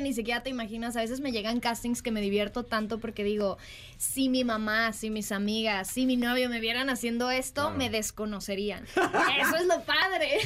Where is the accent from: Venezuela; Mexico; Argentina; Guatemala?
Mexico; yo soy mexicana.